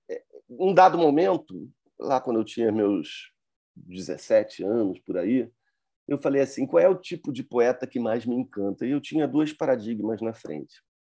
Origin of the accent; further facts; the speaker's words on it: Brazil; eu sou, eu sou brasileiro, sou de fora